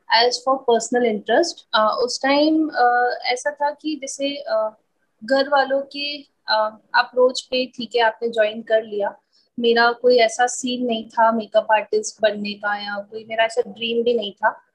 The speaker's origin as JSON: {"language": "Hindi", "town": "Ajmer", "region": "Rajasthan", "country": "India", "said": "मैं अजमेर से हूँ छोटा सा ही सिटी है"}